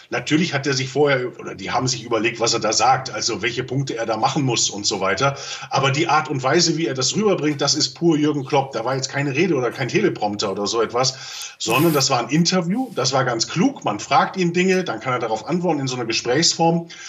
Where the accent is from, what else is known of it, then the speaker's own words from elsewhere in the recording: Germany; wir dürfen auch eins als Deutsche nicht vergessen